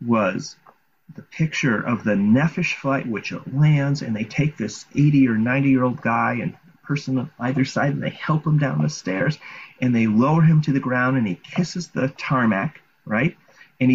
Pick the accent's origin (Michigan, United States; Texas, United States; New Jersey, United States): Michigan, United States; Detroit; moved away as an adult; also born or lived in Jerusalem, Israel; now in Efrat, Israel; we're from Detroit, and we made Aliyah from the Motor City to the Holy City